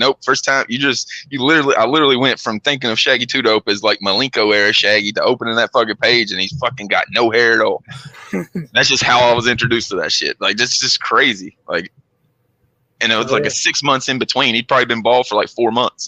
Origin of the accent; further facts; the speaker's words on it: Kentucky, United States; I'm from Kentucky